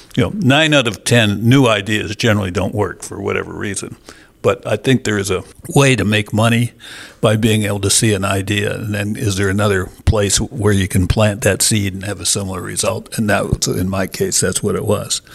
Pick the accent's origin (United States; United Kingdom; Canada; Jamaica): Canada; moved away as an adult; now in Australia; I grew up in Canada, went to university there